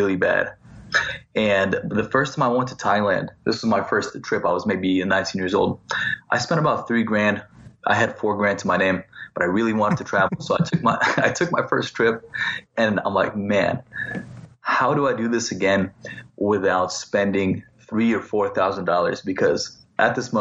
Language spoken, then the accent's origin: English; Laguna Beach, California, United States; also born or lived in Moscow, Russia / San Francisco; So I grew up in Laguna Beach, California. I'm originally from Moscow, but I came to America when I was maybe 7 or 8 years old. And I grew up in Laguna Beach